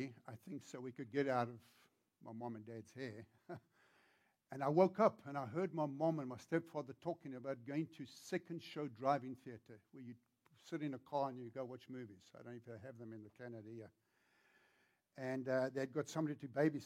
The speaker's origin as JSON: {"language": "English", "country": "South Africa", "tie": "born or raised there", "accent": "South African", "moved": "as an adult", "lives_now": "Virginia, United States", "said": "When I grew up in South Africa"}